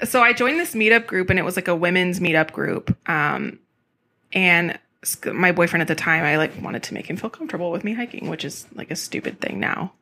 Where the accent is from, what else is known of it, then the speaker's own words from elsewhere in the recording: California, United States; also born or lived in Texas; now in Portland, United States; I grew up in California